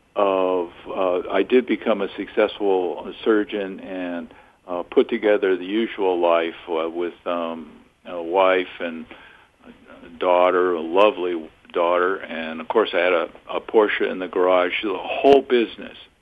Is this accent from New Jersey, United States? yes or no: no; Southern California, United States; a kid growing up in Southern California until I was 13